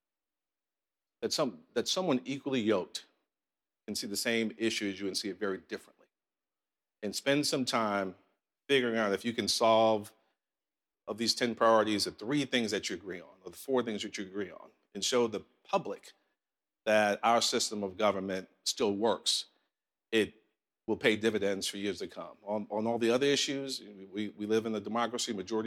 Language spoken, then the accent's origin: English; New York City, New York, United States; now in Columbia, South Carolina, United States; I grew up in Southside, Jamaica, Queens